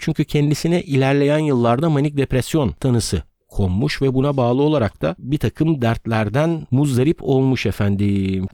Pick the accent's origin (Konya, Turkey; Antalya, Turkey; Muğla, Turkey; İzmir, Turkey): İzmir, Turkey; Ödemiş; now in Istanbul, Turkey; Ben İzmir Ödemiş'te doğdum, büyüdüm